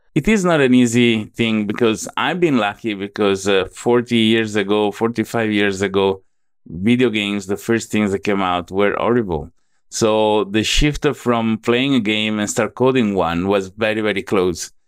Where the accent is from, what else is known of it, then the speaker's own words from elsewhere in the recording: Venice, Veneto, Italy; accent: Italian; English is a second language; moved away as an adult; also born or lived in United States; now in Southeast Asia; I was born and raised in Italy, then at age eighteen, I started going to the United States